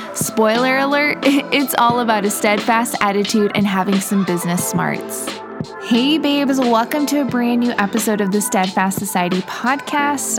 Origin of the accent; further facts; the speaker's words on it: Midwest, United States; moved away as an adult; also born or lived in England; now in Miami, United States; I grew up in the Midwest and now I'm living in Miami, Florida